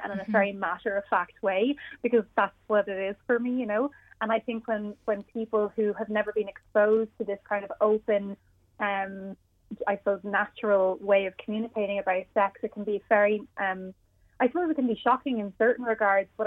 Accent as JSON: {"language": "English", "country": "Ireland", "said": "we're from Ireland"}